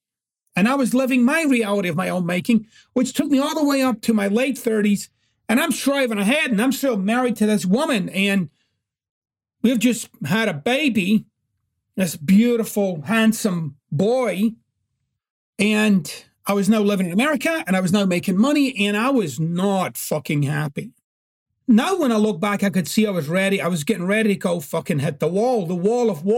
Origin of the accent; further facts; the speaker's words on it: Glasgow, Scotland, United Kingdom; growing up in Glasgow was very, very challenging.